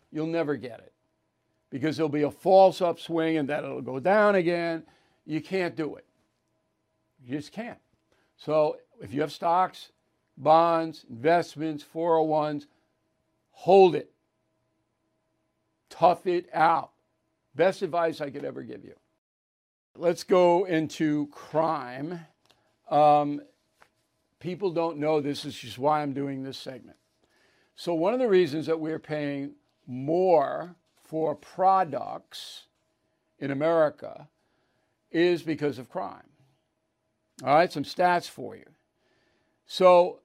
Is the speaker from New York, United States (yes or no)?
yes; Long Island, New York, United States; there's a pizza place that I've gone to for 20 years on Long Island, not in my hometown